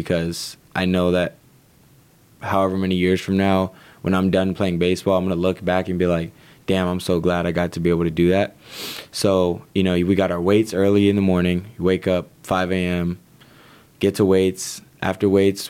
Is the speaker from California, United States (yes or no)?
yes; Southern California, United States; moved away as an adult; I'm from Southern California, I've been used to that my whole life